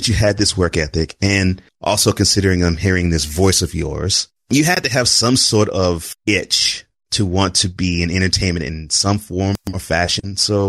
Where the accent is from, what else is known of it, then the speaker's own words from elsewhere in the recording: Houston, Texas, United States; I grew up in Houston.